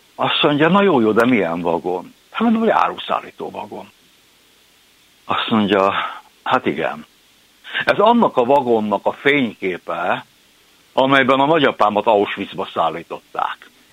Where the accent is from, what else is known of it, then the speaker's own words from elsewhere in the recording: Budapest, Hungary; én aszfalton termett gyermek vagyok, én a belvárosba születtem, úgy értem, hogy beleszülettem az ötödik kerületbe